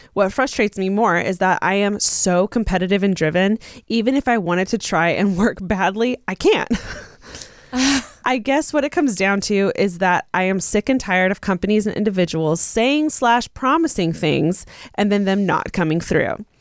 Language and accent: English; Inland Empire, Southern California, United States; moved away as an adult; also born or lived in Orange County, California; now in Los Angeles, United States; I'm from Southern California, but I'm not from LA. And I remember even just moving to Orange County from like the IE, which is where I'm from